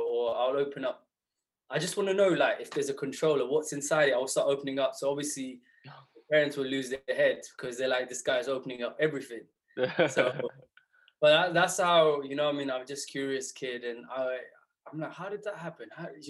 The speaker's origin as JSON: {"language": "English", "town": "Southall", "region": "London", "country": "United Kingdom", "tie": "born or raised there", "said": "growing up in Southall, as you know, surrounded by the old community."}